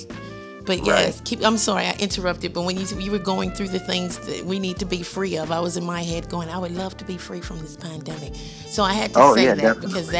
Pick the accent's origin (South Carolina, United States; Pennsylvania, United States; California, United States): South Carolina, United States; Daufuskie Island; From the island, that's how I pronounce it. I say I'm Defusky. I'm from Defusky